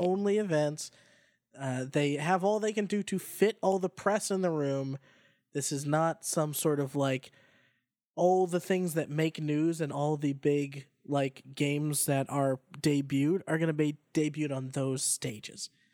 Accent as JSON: {"language": "English", "town": "Boston", "region": "Massachusetts", "country": "United States", "tie": "born or raised there", "moved": "yes", "said": "It's in my hometown, and then it's an excuse to go home if I'm not home already."}